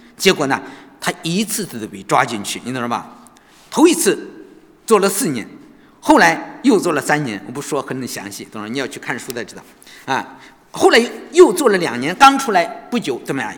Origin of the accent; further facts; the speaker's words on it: China; 我们中国人好像都知道，